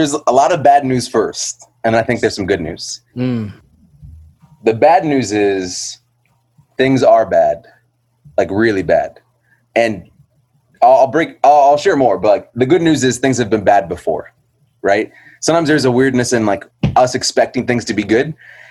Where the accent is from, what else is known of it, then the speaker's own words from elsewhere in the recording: Iowa, United States; also born or lived in Indianapolis; now in New Haven, United States; But I'm from New Haven, originally from Iowa and Indianapolis. But at this point, I can just say New Haven. I've been there since 2004 and love that city.